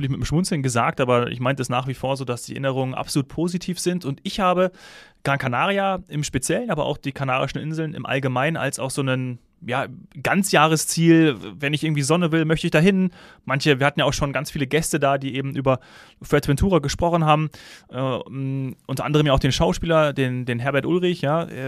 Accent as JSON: {"language": "German", "region": "Hesse", "country": "Germany", "tie": "born or raised there", "lives_now": "Munich, Germany", "said": "da habe ich ja noch in meiner Heimat Hessen gewohnt und nicht in München."}